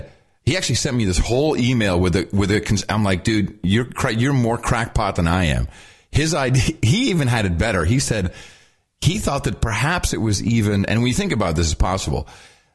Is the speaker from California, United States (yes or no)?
no; New Jersey, United States; moved away; also born or lived in London / San Francisco; I'm from Jersey